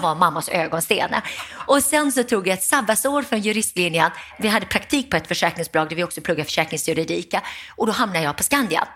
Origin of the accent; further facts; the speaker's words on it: Gothenburg, Västra Götaland, Sweden; efter en lång resa hamnade vi i Göteborg, miljonprogram Programmets Göteborg, arbetarkvarter, Västra Frölunda. Och där växte jag upp.